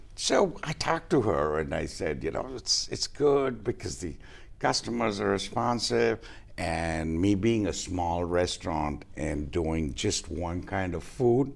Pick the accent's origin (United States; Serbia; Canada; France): United States; New Orleans, Louisiana; moved away as an adult; also born or lived in Tokyo, Japan; now in Goa, India; I grew up in the South, in the U.S.